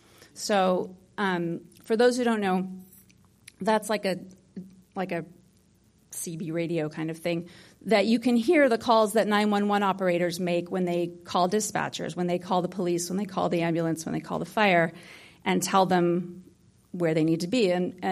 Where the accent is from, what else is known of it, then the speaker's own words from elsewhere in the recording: Hollywood, California, United States; I grew up in Hollywood in a family of storytellers.